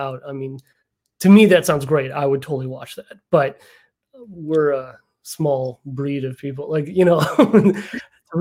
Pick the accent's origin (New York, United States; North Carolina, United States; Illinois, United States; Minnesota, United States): Illinois, United States; Chicago suburbs; I grew up in the Chicago suburbs.